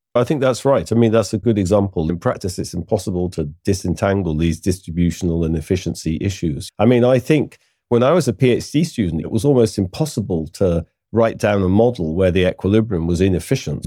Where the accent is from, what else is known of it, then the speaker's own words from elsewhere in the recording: United Kingdom; I'm British